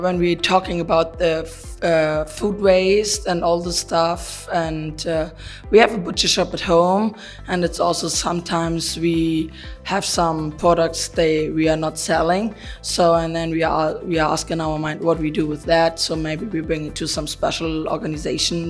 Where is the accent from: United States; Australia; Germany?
Germany; Lower Saxony; English is a second language; I'm from Germany